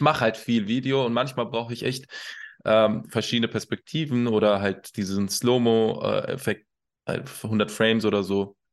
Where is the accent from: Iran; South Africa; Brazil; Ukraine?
Iran; also born or lived in Kassel, Germany; now in Hannover, Germany; Also ich, ich wohne in Hannover. Äh, vorher habe ich in Kassel sehr lange gelebt und ursprünglich, gebürtig, komme ich aus dem Iran